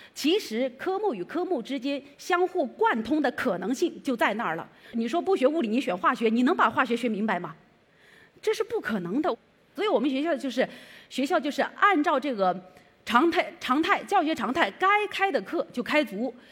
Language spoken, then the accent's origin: Chinese; Changsha County, Hunan, China; moved away as an adult; now in Beijing, China; 我呢是那个来自湖南省长沙县第六中学，我的高中是在这儿读的